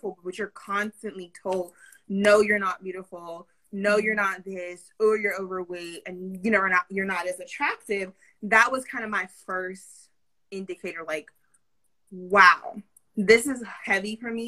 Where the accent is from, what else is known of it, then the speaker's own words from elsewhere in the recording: Pennsylvania, United States; I grew up in Pennsylvania